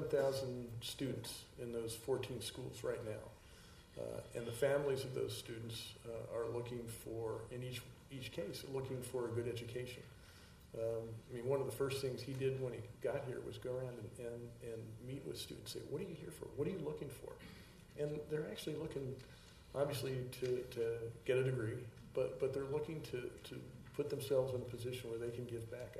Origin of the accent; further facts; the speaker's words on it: York County, Pennsylvania, United States; I'm from York County